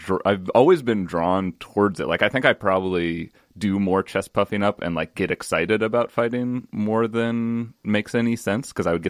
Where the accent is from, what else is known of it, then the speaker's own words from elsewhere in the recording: Montana, United States; I grew up in Montana, which is very, like, there were a lot of fights that happened.